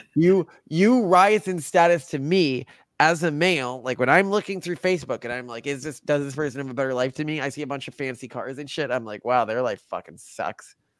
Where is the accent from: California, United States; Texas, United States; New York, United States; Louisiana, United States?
Texas, United States; the areas I grew up in in Texas